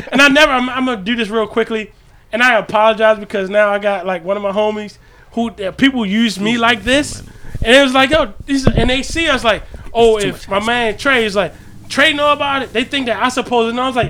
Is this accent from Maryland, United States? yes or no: yes; Baltimore, Maryland, United States; I come from Baltimore.